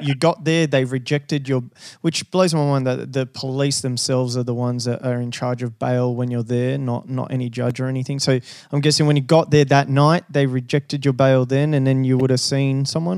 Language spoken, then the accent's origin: English; Brazil; also born or lived in Rio de Janeiro / Western Australia; now in Sydney, Australia; Brazil. So I was originally okay. from a little little farm.